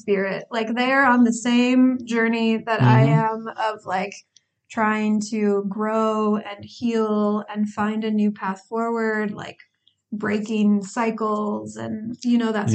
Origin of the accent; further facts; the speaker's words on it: Northern Indiana, United States; moved away as an adult; also born or lived in Kansas City, Missouri; now in Grenoble, France; I am from Northern Indiana in the United States. I was born there, grew up there